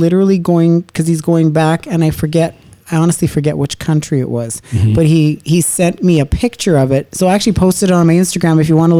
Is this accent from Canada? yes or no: yes; Canada; from Canada.